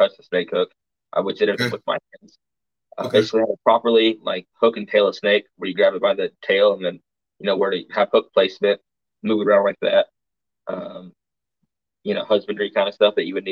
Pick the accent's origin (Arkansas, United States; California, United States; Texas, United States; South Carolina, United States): Arkansas, United States; I'm from Arkansas